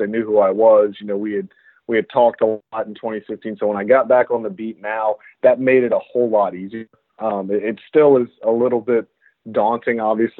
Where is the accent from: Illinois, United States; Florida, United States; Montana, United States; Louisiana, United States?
Louisiana, United States; Baton Rouge; I grew up in Baton Rouge, Louisiana, and I went to LSU